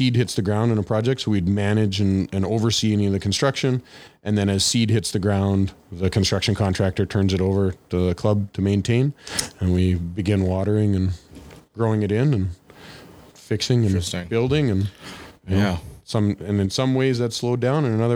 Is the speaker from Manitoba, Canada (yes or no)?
yes; Swan River, Manitoba, Canada; I grew up in Swan River